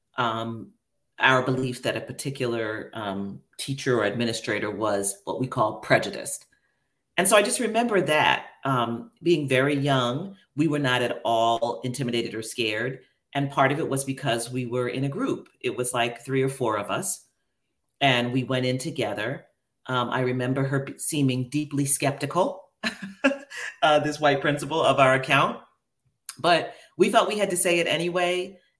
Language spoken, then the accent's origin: English; New York City, New York, United States; I grew up in Queens, New York